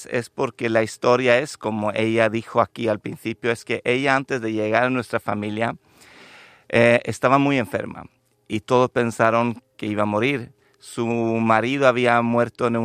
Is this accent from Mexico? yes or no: no; Lapland, Sweden; also born or lived in Andalusia, Spain; Yo soy sueco de nacimiento